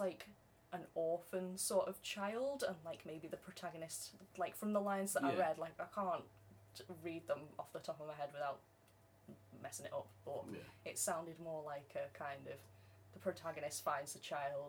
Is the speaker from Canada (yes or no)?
no; England, United Kingdom; Seeing as though I've lived in England my entire life